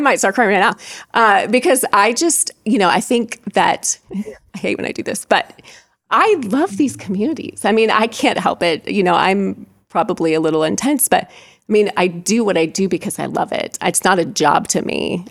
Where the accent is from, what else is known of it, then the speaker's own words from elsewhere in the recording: Fulton County, Indiana, United States; also born or lived in Kosciusko County, Indiana; I'm from Fulton County